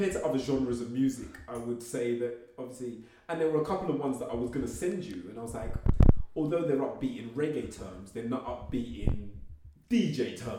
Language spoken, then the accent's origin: English; United Kingdom; I'm British.